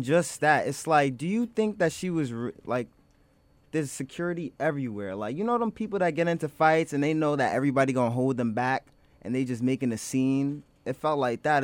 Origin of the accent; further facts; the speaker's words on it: New York City, New York, United States; I'm a Harlem native